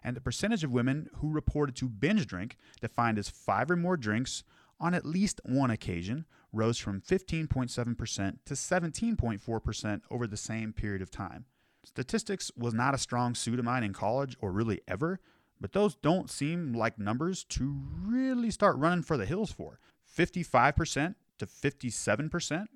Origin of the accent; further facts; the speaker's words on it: Bozeman, Montana, United States; my hometown, Bozeman, Montana